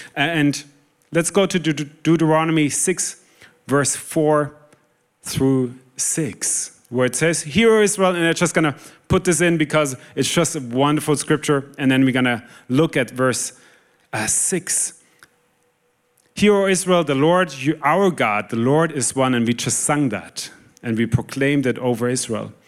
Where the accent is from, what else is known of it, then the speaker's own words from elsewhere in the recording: Germany; moved away; I'm originally from Germany